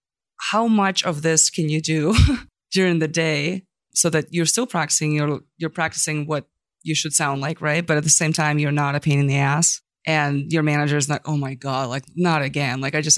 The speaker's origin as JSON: {"language": "English", "country": "Ukraine", "moved": "yes", "said": "I'm also from Ukraine originally."}